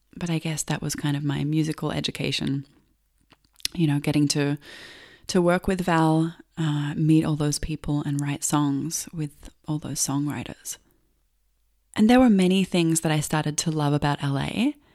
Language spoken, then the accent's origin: English; Melbourne, Victoria, Australia; I grew up in Australia, in Melbourne